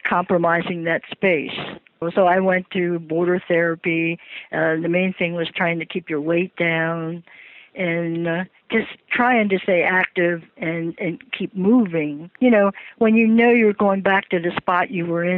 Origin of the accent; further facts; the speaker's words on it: Baltimore, Maryland, United States; moved away; I'm originally from Baltimore